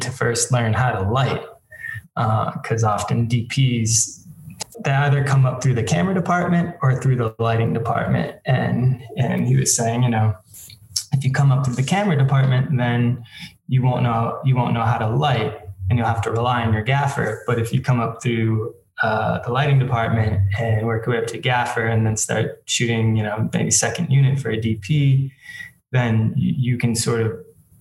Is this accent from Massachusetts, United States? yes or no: yes; Boston, Massachusetts, United States; moved away as an adult; also born or lived in Colorado / Los Angeles, California; now in Santa Monica, United States; I grew up outside of Boston in a suburb outside of Boston